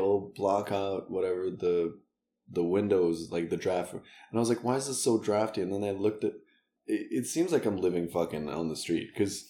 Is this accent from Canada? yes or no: no; Russia; accent: Russian; English is a second language; I think when I sing, like, my Russian accent comes out